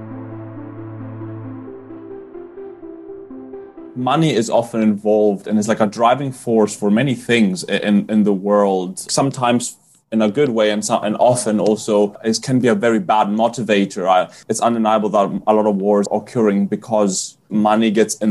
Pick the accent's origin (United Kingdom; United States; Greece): Greece; Growing up in Greece